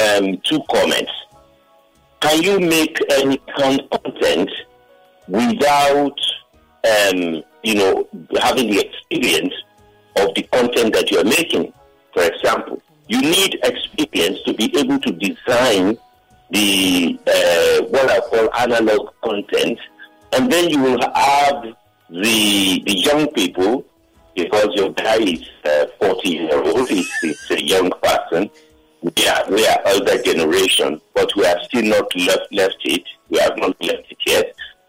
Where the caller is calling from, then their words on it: Lagos, Nigeria; I'm calling from Okota.